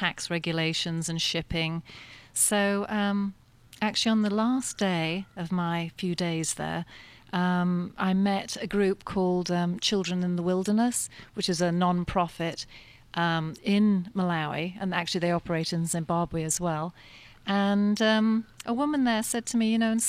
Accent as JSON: {"language": "English", "region": "south of England", "country": "United Kingdom", "tie": "born or raised there", "moved": "yes", "said": "I'm English, and I grew up in the south of England"}